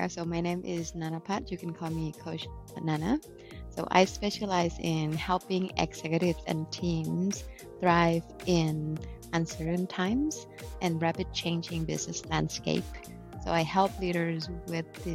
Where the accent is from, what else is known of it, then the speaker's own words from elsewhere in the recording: Bangkok, Thailand; now in Novi, United States; originally from Bangkok, Thailand. And I have been in the US since end of 2014